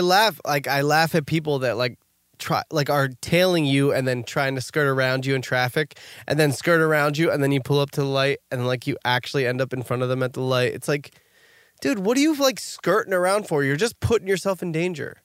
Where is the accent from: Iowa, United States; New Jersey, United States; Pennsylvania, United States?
New Jersey, United States; we're from New Jersey